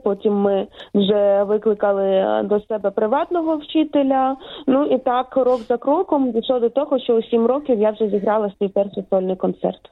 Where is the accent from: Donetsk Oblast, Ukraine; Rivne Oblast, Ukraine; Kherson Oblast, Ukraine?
Kherson Oblast, Ukraine; Kherson; also born or lived in Kyiv; Я з України народилася я в Києві, але перші свої кроки зробила в місті Херсон